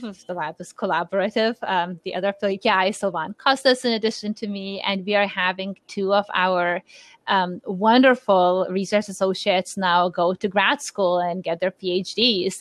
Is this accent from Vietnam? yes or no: no; Lithuania; moved away; I'm born and raised in Lithuania